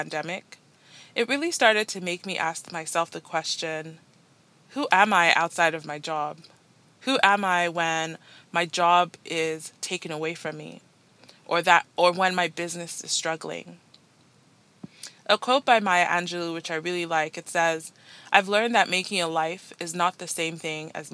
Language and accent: English; Nigeria; moved away as an adult; now in Toronto, Canada; I'm Nigerian-born, Nigerian-raised, moved to Canada just over 7 years ago